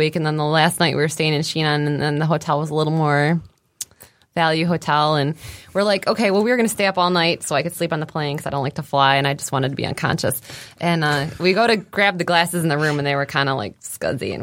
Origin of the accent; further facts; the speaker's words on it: Sterling Heights, Michigan, United States; I'm from Sterling Heights